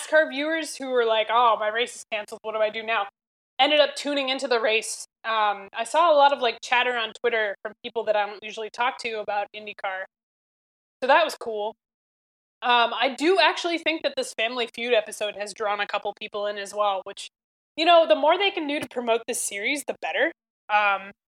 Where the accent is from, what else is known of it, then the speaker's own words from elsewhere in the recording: United States; as an American